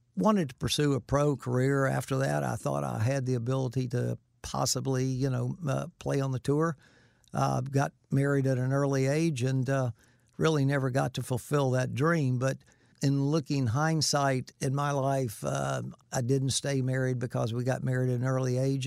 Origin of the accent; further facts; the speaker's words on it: Winter Haven, Florida, United States; also born or lived in Sikeston, Missouri / Vero Beach, Florida; we moved to Winter Haven when I was just a year old, so I don't remember much about Sikeston, Missouri, but, um, all my life I've lived in, in Florida at Winter Haven and Vero Beach